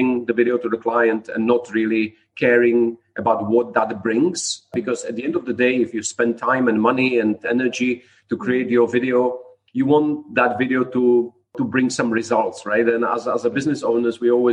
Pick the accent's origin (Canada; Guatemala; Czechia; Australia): Czechia; Prague; moved away as an adult; now in Dubai, United Arab Emirates; I'm originally from Prague, from Czech Republic